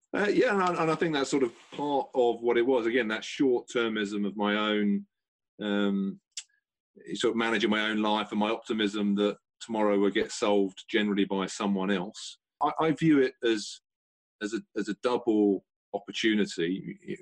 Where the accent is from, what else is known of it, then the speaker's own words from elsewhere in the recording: London, United Kingdom; I grew up in South Croydon